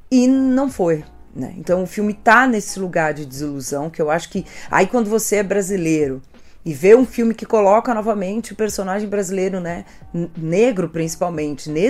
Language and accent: Portuguese; Brazil; nós como brasileiros